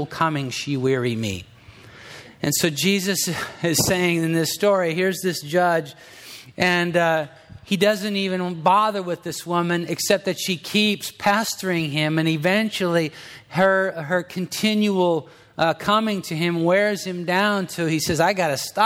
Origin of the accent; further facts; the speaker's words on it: Southern California, United States; I'm from Southern California